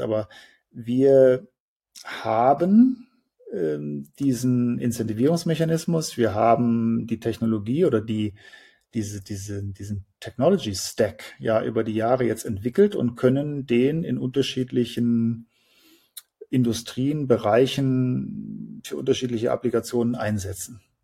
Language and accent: German; Germany